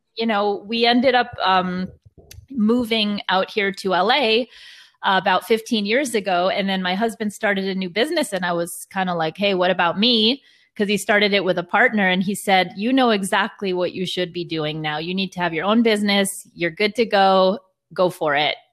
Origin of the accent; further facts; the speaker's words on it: New York City, New York, United States; I'm originally from New York, but, uh, parents are from Israel